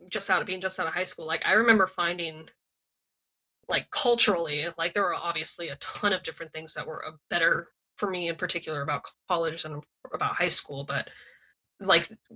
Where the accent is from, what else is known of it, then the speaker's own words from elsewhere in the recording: Montana, United States; moved away as an adult; also born or lived in Ohio; now in California, United States; I grew up in Montana, randomly decided to go to Ohio when I had no family there, and now I'm in California